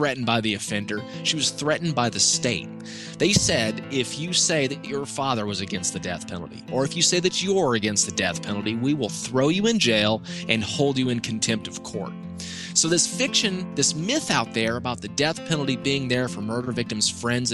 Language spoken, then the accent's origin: English; Georgia, United States; my home state here in Georgia